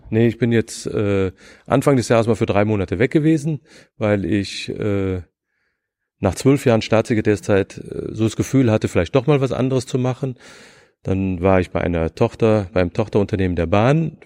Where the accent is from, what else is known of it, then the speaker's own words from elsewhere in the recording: Rhineland, Germany; moved away as an adult; also born or lived in Nuremberg / Bonn; now in Berlin, Germany; Ich bin Rheinländer